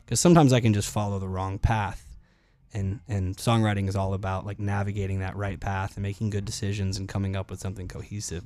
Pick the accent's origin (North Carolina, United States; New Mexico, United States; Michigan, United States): North Carolina, United States; Charlotte; moved away as an adult; also born or lived in Clemson, South Carolina; now in Nashville, United States; I grew up in Charlotte, North Carolina, which was a great place to grow up